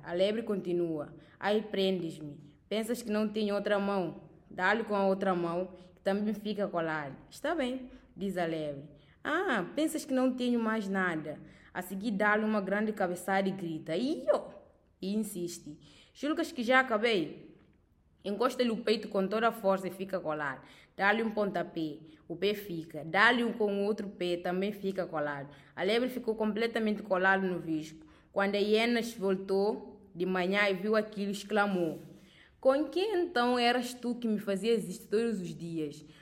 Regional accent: Guinea-Bissau; sou da Guiné-Bissau

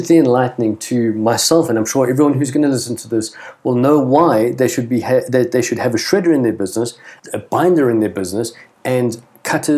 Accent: South Africa; as a South African citizen

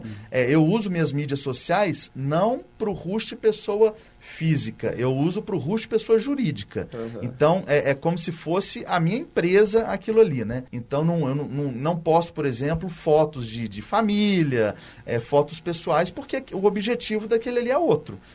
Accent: Belo Horizonte, Minas Gerais, Brazil; eu sou daqui de Belo Horizonte, cresci aqui

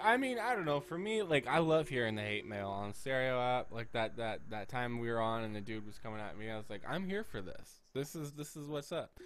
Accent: United States; As an American

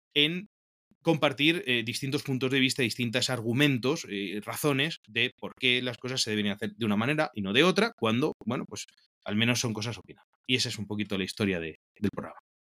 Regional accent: Spain; also born or lived in Toledo / Peru; soy un sacerdote español

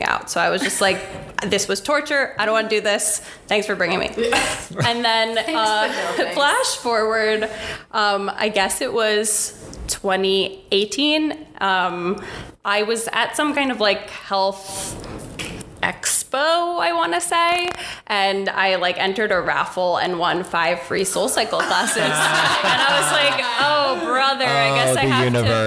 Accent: Long Island, New York, United States; also born or lived in Philadelphia; I'm from Long Island, so we went to a Roslyn class

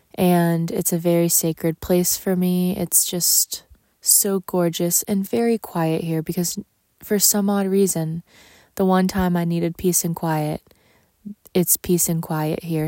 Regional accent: Texas, United States; moved away; my hometown in Texas

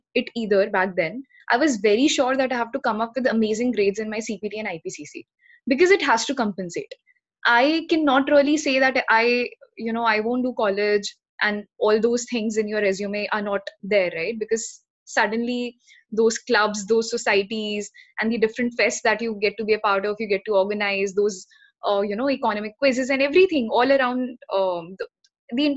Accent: Haldwani, Uttarakhand, India; So I come from Haldwani. That's a small town in Uttarakhand.

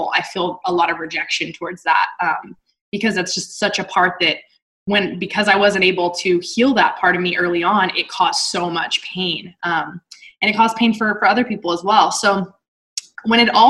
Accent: Texas, United States; moved away as an adult; also born or lived in Dallas / Utah; Dallas wasn't my hometown when I was living there, but Texas as a whole

